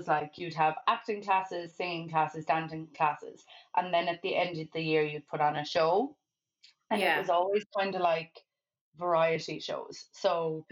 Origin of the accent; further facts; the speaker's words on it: Kerry, Munster, Ireland; a place in Kerry, my hometown